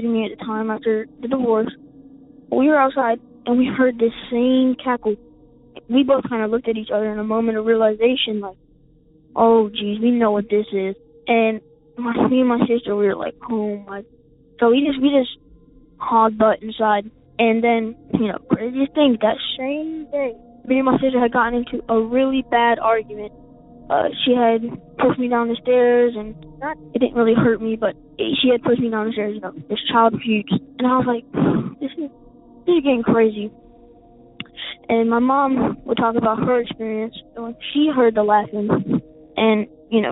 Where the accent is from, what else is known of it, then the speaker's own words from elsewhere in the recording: South Carolina, United States; I'm from South Carolina, and we live in a very small town